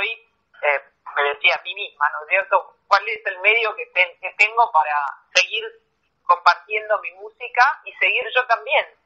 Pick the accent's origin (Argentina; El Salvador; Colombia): Argentina; moved away; yo estoy lejos de la Argentina, nunca en mi vida desde que me fui de Argentina he pasado tanto tiempo sin volver a mi país, mi mamá está allá